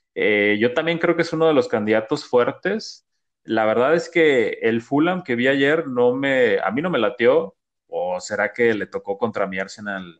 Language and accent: Spanish; Mexico; nosotros como mexicanos